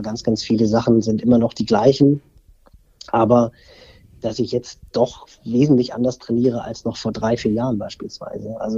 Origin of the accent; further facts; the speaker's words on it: Barmstedt, Schleswig-Holstein, Germany; Ich bin ja im, in Barmstedt groß geworden, im Kreis Pinneberg, also hier im Speckgürtel von Hamburg.